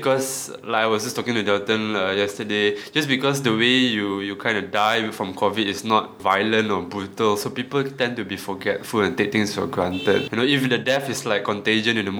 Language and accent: English; Malaysia; We are from Malaysia